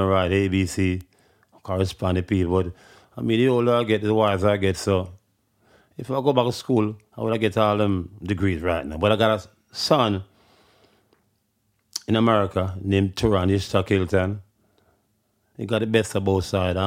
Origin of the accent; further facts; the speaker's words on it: Kingston, Jamaica; I'm from Trenchtown